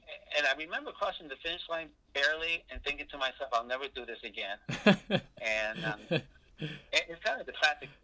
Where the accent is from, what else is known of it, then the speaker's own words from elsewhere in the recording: Northern New Jersey, United States; moved away; also born or lived in New York / North Carolina / Illinois; I was born and raised in Northern New Jersey